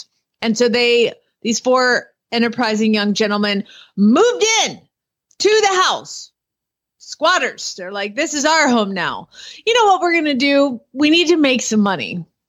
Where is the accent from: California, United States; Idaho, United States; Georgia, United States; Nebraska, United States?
Georgia, United States; Atlanta; now in Norman, United States; my hometown, Glenn. Where is that? Atlanta, Georgia.